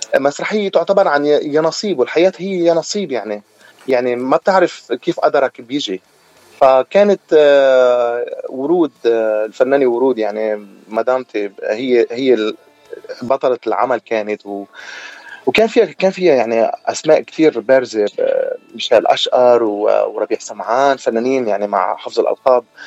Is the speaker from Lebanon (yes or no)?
yes; Lebanon; moved away as an adult; انا لبناني أه واعتبر دمي عربي